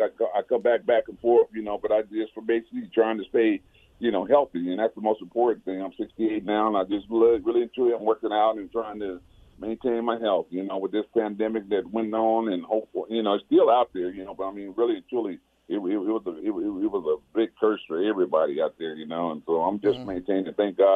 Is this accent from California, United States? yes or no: yes; Pasadena, California, United States; being that I was from Pasadena and I played a lot of my ball, you know, my championship games in the Rose Bowl.